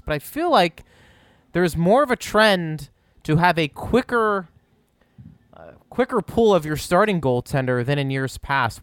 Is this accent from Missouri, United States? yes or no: no; Pittsburgh, Pennsylvania, United States; I'm from Pittsburgh